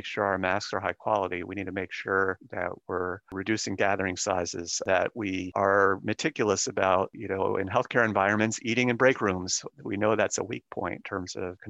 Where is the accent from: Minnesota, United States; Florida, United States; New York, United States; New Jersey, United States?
Florida, United States; Tampa; I grew up in Tampa Bay